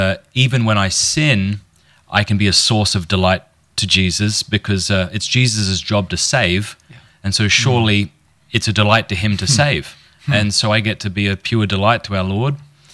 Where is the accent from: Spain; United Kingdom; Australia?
Australia; Port Pirie, South Australia; I was raised in Port Pirie, South Australia, a small country town.